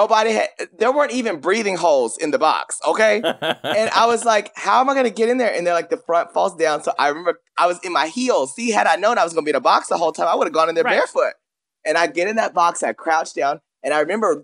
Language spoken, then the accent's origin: English; Paris, Texas, United States; I grew up in a small town. You remember, I'm from Paris, Texas.